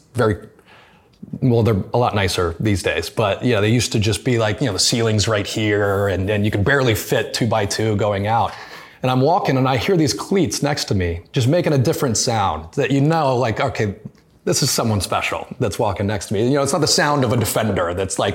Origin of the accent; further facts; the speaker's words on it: United States; as an American, it wasn't inherent in my household